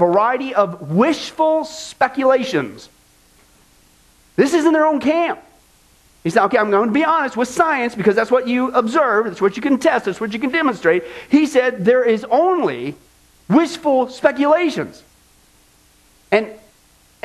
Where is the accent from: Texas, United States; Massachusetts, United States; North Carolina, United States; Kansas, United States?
Kansas, United States; from Kansas, my home state